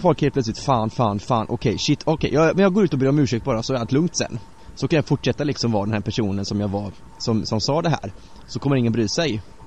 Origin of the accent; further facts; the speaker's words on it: Bärfendal, Bohuslän, Västra Götaland, Sweden; moved away; I Berfendal, där jag är uppvuxen